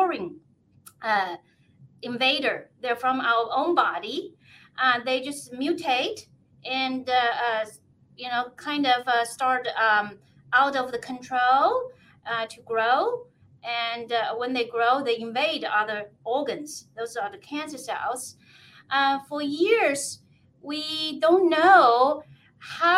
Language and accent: English; China; now in Kennewick, United States; I was born in China